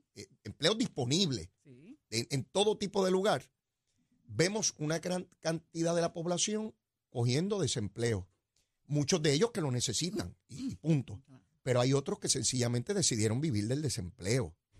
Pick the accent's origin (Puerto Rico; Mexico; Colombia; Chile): Puerto Rico; somos los puertorriqueños